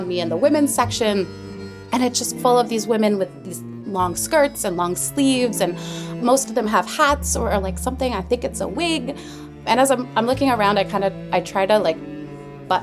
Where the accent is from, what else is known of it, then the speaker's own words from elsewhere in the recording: New Jersey, United States; moved away; I'm New Jersey